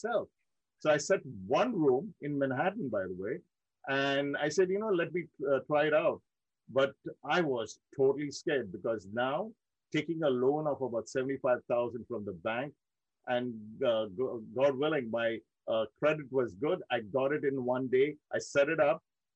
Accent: Mumbai, Maharashtra, India; moved away as an adult; also born or lived in Dubai; now in United States; I born and raised in India, in one of my most close to my heart cities, Mumbai, India

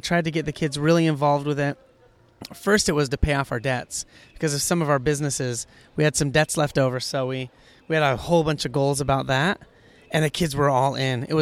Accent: Hawaii, United States; we are from Hawaii, kids, my wife, born in Hawaii

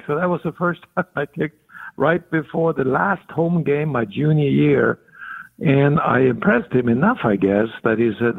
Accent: Norway; English is a second language; Well, I was born in 42, so you can figure out how old I'm going to get before the end of the year.

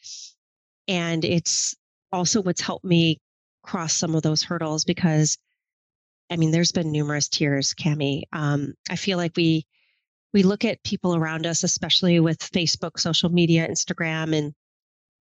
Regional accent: Michigan, United States; moved away as an adult; now in New York City, United States; I grew up in Michigan in the country, about as far from New York City life as you could imagine.

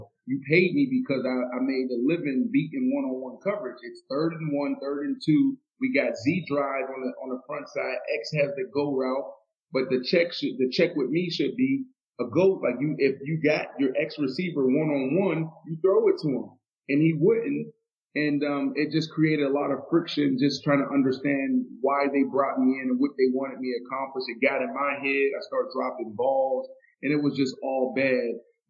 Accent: Miami, Florida, United States; I grew up in Miami.

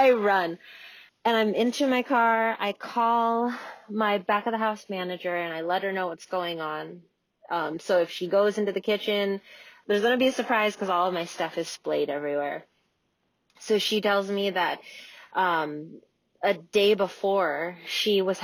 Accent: Juneau, Alaska, United States; I'm from Juneau, Alaska, and I own a restaurant called Black Moon Coven

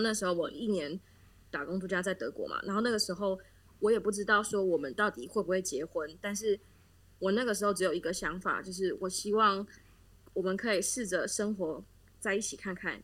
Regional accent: Taiwan; moved away as an adult; now in Düsseldorf, Germany; 就是我是台湾人嘛

